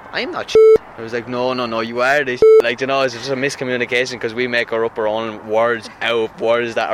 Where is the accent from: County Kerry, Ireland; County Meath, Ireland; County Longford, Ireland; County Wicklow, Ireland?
County Wicklow, Ireland; accent: Wicklow; Uh, it has its own very little lingo to everything. It has a mixture of Wicklow, Wexford, and Dublin all in the one, to be fairly honest with you.